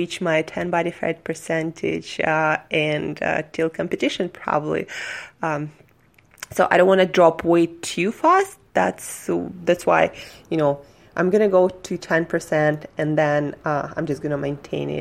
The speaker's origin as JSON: {"language": "English", "country": "Russia", "moved": "yes", "lives_now": "United States", "said": "I'm from Russia"}